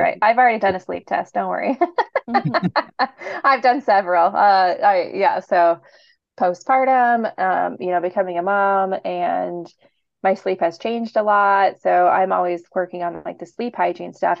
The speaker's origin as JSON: {"language": "English", "town": "Portland", "region": "Oregon", "country": "United States", "said": "I'm from Portland"}